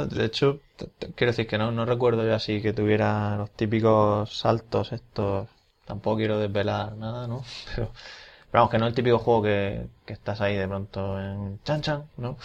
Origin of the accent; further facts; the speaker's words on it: Region of Murcia, Spain; como murcianos que sois y somos